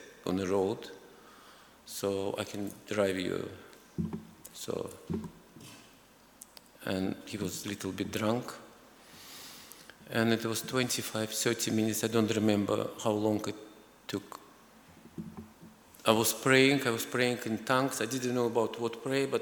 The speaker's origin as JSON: {"language": "English", "country": "Azerbaijan", "tie": "born or raised there", "also_born_or_lived": "Moscow region, Russia", "moved": "as an adult", "said": "I was born in Azerbaijan. It's a former Soviet Republic, a very small, beautiful country."}